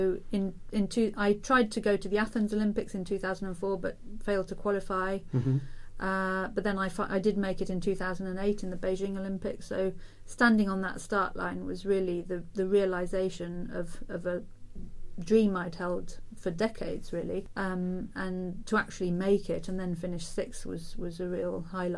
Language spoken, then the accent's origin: English; Oxford, South East England, United Kingdom; Oxford is my hometown